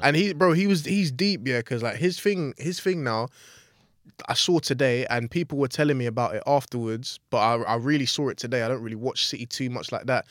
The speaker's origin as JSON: {"language": "English", "region": "England", "country": "United Kingdom", "said": "as English fans, Arsenal fans"}